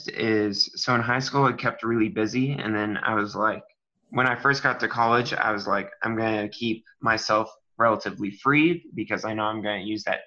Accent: Castle Rock, Colorado, United States; moved away as an adult; now in Waco, United States; I am from Castle Rock, Colorado

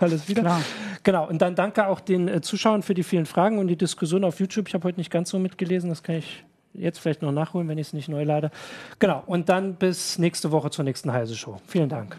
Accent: Thuringia, Germany; Ich als Thüringer

